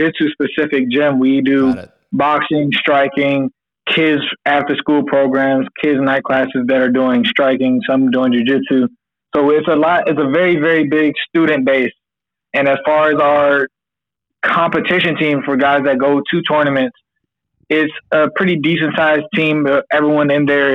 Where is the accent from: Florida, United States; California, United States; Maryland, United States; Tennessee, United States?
Maryland, United States; Prince George's County; also born or lived in Suitland, Maryland / Oxon Hill, Maryland; I am from PG County, Maryland, a big county in Maryland. I grew up like right near Andrews Air Force Base for the most part.